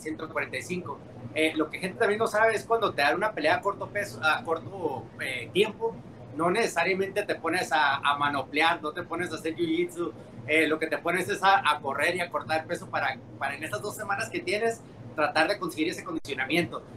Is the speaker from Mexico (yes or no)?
yes; Mexico; yo soy mexicano